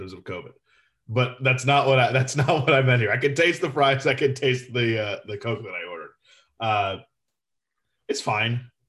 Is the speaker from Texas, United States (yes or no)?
no; Florida, United States; born or raised there